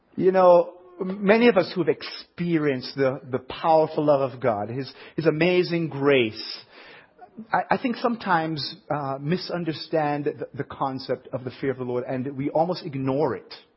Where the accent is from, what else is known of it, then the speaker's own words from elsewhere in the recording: Jamaica; accent: southern accent; now in Ohio, United States; I grew up in Jamaica